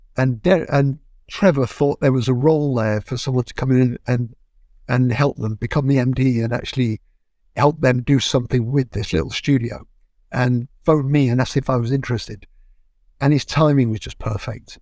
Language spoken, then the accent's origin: English; Manchester, North West England, United Kingdom; moved away as an adult; now in London, United Kingdom; my hometown in Manchester